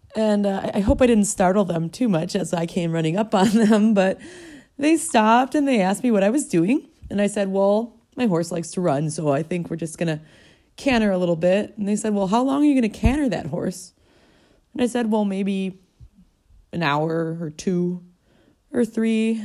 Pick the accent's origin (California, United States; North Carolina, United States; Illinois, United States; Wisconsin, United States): Wisconsin, United States; Milwaukee; I was a city girl, born and raised in Milwaukee, Wisconsin